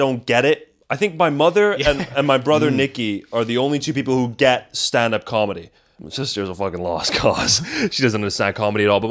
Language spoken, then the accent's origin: English; Slovenia; now in London, United Kingdom; growing up in Slovenia, like in going to international school